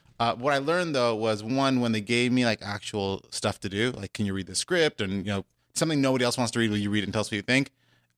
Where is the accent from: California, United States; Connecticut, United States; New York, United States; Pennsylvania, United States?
California, United States; Los Angeles; I grew up on the West Coast. I've been in LA pretty much my entire life, although my family's from the East Coast. Went to UCLA, went locally to high school here at Hawthorne, just in the shadow of the airport.